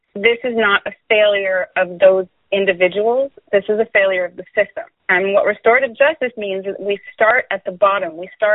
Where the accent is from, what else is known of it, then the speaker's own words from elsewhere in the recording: Oakland, California, United States; I'm a Bay Area native. I was born and raised in Oakland. I've always lived in the Bay Area all my life, you know, in my mid-40s.